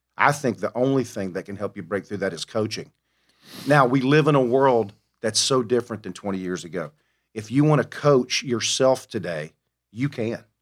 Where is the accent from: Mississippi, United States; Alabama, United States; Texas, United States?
Alabama, United States; Mobile; I am from Mobile, the, the womb of greatness, the birthplace of Mardi Gras